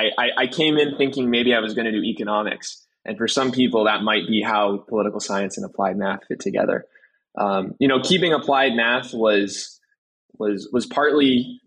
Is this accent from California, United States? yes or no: yes; California, United States; born there; now in Seattle, United States; Yeah, so I've lived most of my life on the West Coast. I was born in the Bay Area. I moved to Seattle.